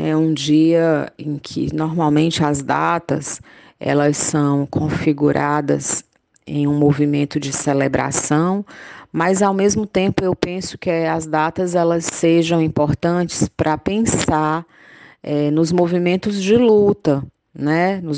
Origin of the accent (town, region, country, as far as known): Northeast Region, Brazil